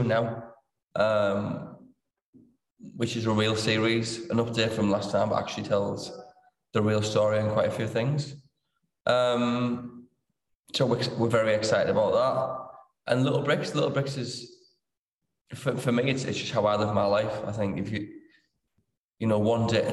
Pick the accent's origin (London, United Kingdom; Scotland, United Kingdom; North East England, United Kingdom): North East England, United Kingdom; Middlesbrough; I'm from Middlesbrough. Well, from Winniebanks, that's in Middlesbrough. Important to get that bit in TS5.